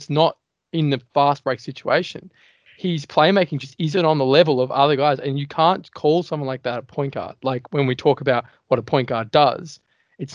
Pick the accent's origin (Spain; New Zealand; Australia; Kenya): Australia; being an Aussie